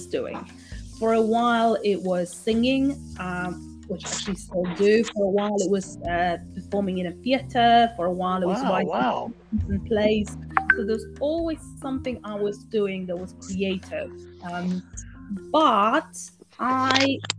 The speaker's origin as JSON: {"language": "English", "country": "Poland", "tie": "born or raised there", "said": "I grew up in Poland"}